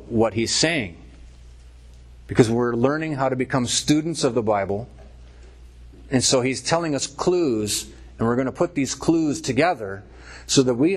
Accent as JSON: {"language": "English", "country": "United States", "said": "we're an American"}